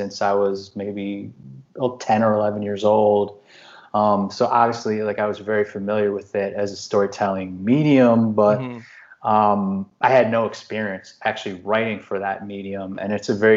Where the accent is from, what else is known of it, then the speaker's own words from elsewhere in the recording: Chicago, Illinois, United States; I'm from Chicago